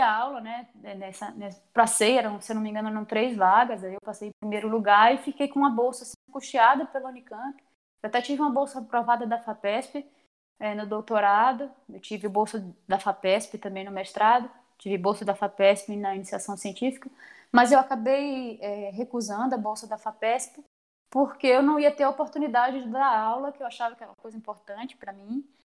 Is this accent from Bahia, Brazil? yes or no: yes; Salvador, Bahia, Brazil; moved away as an adult; also born or lived in Campinas / São Carlos; now in Maringá, Brazil; eu sou natural de Salvador, na Bahia. Né? Morei em Salvador até meus 18 anos